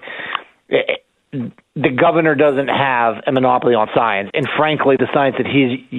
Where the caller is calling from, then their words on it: Pennsylvania, United States; in our southwestern area here, we're not far from Ohio, West Virginia. I'm about 30 minutes from Morgantown.